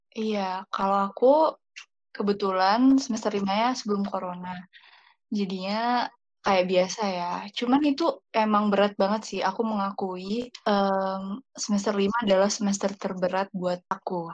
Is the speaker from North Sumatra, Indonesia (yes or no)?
yes; Pematang Siantar, North Sumatra, Indonesia; now in Bekasi, Indonesia; Aku asalnya dari Pematang Siantar, Sumatera Utara tapi sekarang domisili di Bekasi.